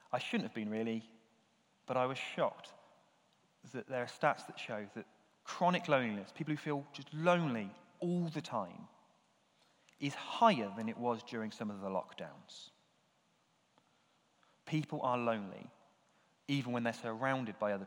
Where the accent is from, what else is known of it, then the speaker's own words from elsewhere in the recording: United Kingdom; we're British, and physical affection, not really the done thing for us